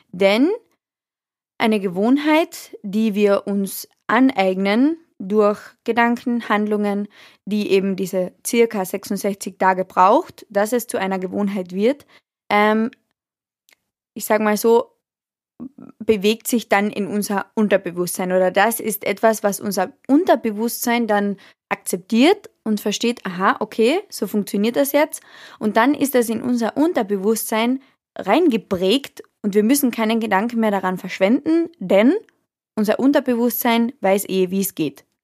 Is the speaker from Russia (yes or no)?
no; Austria; ich weiß nicht, wie das zum Beispiel in Deutschland abläuft, aber bei uns in Österreich ist es so